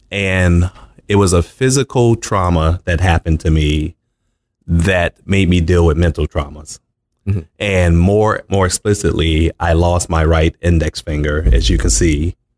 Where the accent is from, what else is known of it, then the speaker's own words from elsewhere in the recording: Baltimore, Maryland, United States; moved away as an adult; also born or lived in Arizona; I was born and raised in Baltimore, Maryland.